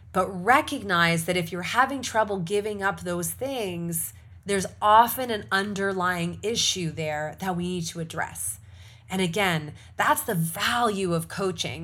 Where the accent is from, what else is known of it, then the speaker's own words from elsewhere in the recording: Canada; for those of us who are Canadian or we're Canadian first